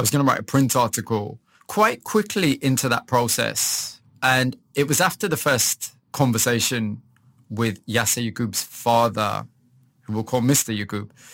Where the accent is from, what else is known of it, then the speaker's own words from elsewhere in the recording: Huddersfield, Yorkshire and the Humber, United Kingdom; moved away as an adult; also born or lived in Leeds / Manchester; I was born in Huddersfield. I'd say very kind of average working class family. I'm the son of immigrants. So my parents came from Pakistan in uh, in the late 60s